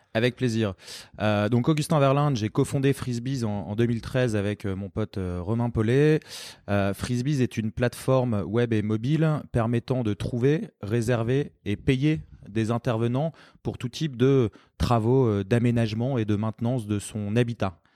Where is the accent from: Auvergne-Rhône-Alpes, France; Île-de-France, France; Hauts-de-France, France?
Hauts-de-France, France; Lille; moved away as an adult; also born or lived in London; je suis lillois d'origine